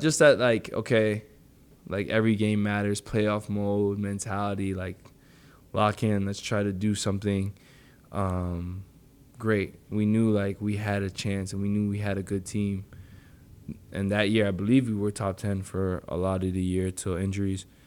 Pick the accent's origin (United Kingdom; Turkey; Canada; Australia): Canada; Toronto, Ontario; moved away; I grew up in Warren and Finch